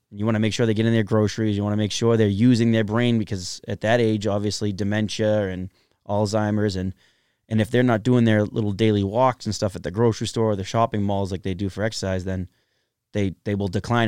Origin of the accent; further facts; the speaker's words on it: Everett, Massachusetts, United States; I grew up in Everett, Massachusetts, uh, in the Everett Projects on Veterans Ave